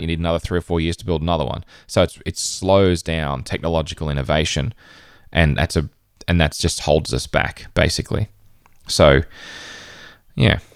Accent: Queensland, Australia; in northern Queensland, um, in my home state in Australia.

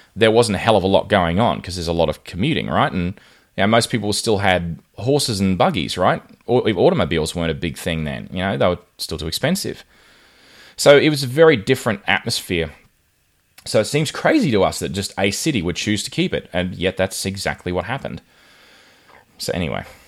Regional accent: Rockhampton, Queensland, Australia; I grew up in Rockhampton, which is right on the Tropic of Capricorn.

